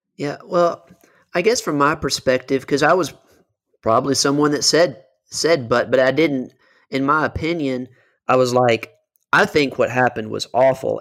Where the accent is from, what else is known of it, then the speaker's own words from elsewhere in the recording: Western Kentucky, United States; moved away as an adult; also born or lived in Miami; I'm originally from Western Kentucky, went down to Miami for law school and lived there for several years as a lawyer